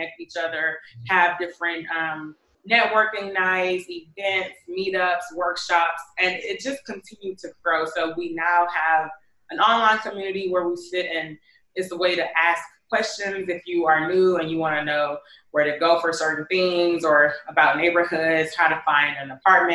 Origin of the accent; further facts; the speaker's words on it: Houston, Texas, United States; moved away as an adult; now in Bangkok, Thailand; I'm originally from Houston